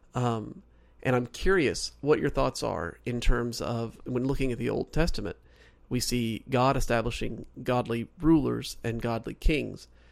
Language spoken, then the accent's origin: English; Oklahoma, United States; also born or lived in North Carolina; now in Southern California, United States; so originally I'm from Oklahoma. I was born and raised, well, I was raised there. I was born in North Carolina